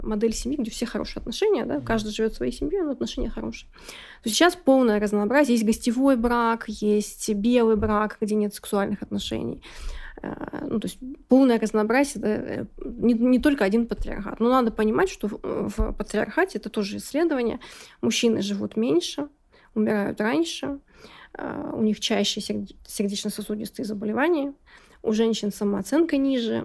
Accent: Siberia, Russia; я с Сибири

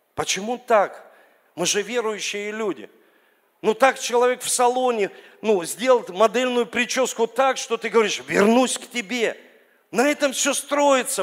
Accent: Saint Petersburg, Russia; я родился здесь, в Ленинграде, в Санкт-Петербурге

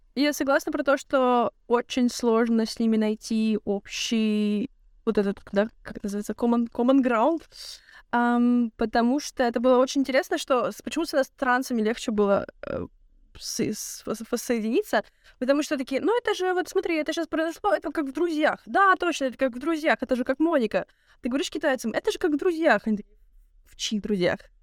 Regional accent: Russia; moved away; я из России

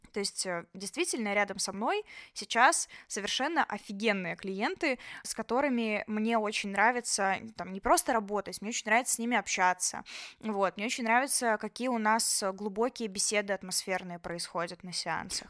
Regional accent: Belarus; moved away as an adult; now in Georgia; мы же белорусы

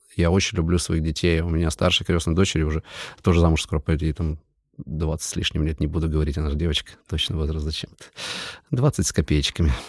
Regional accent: Siberia, Kemerovo Oblast, Russia; moved away; я родился в Кемеровской области, это вообще далеко отсюда, это Сибирь, мы ментально другие люди

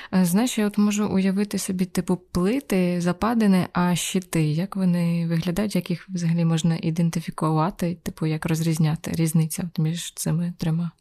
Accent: Pavlohrad district, Dnipropetrovsk Oblast, Ukraine; я якраз виросла в Павлоградському районі

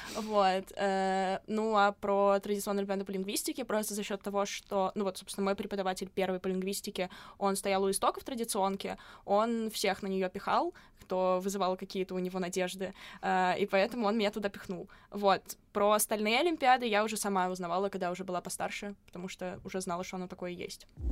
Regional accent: Saint Petersburg, Russia; я не из Москвы, я из Питера

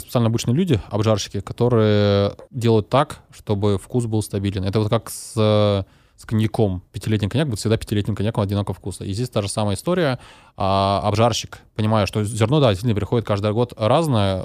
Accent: Novosibirsk, Novosibirsk Oblast, Russia; нашем в родном городе Новосибирске

